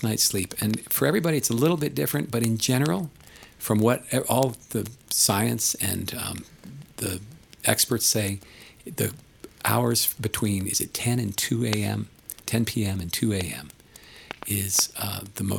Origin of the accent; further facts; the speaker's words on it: East Coast, United States; now in Colorado, United States; I grew up on the East Coast